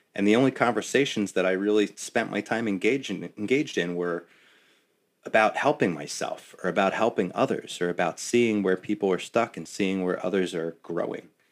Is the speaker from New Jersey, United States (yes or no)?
yes; West Orange, New Jersey, United States; my hometown, no less, in West Orange